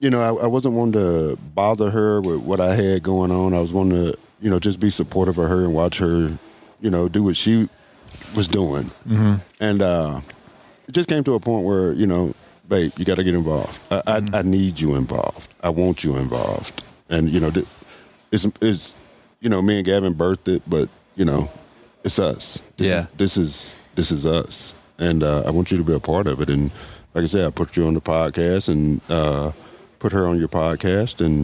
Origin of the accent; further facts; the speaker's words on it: Mississippi, United States; you know, I'm originally from Mississippi.